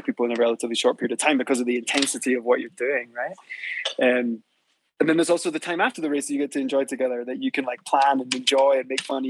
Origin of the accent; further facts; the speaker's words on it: Scotland, United Kingdom; also born or lived in west coast of Canada; now in Mexico City, Mexico; I was from Scotland, but I lived on the west coast of Canada